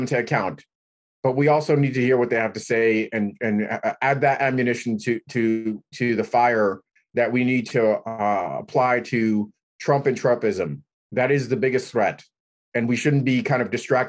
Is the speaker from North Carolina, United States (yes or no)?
no; New York City, New York, United States; I grew up in New York City.